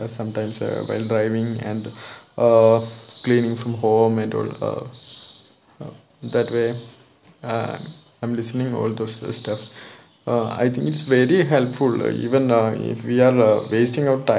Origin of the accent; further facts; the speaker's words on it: Malayali, Kerala, India; English is a second language; And I'm a Malayali actually